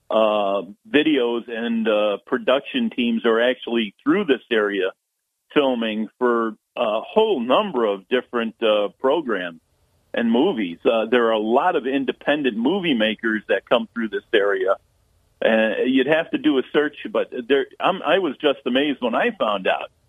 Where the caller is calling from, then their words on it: Endicott, New York, United States; from Endicott. I used to live on Juneberry Road when that scene was shot.